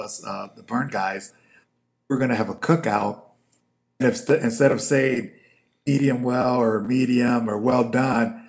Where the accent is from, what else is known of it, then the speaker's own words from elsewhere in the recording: Chicago, Illinois, United States; I'm from Chicago, so a lot of my family is very liberal